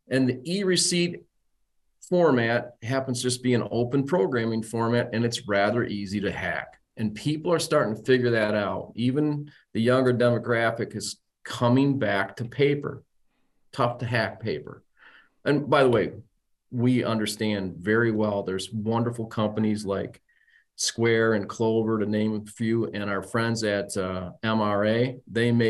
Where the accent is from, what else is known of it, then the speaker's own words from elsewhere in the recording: Saginaw, Michigan, United States; also born or lived in Detroit; I was born in Detroit, raised in Saginaw